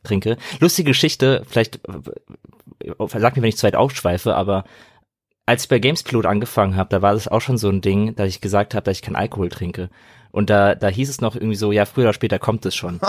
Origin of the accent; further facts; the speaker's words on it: Frankfurt, Hesse, Germany; ich komme ja aus Frankfurt, aus Hessen